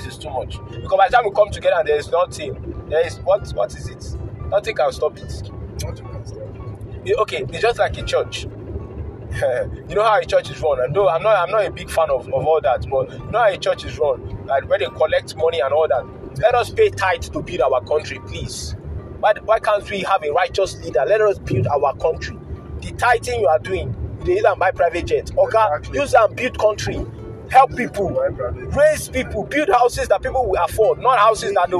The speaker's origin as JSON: {"language": "English", "country": "Nigeria", "said": "As a Nigerian youth"}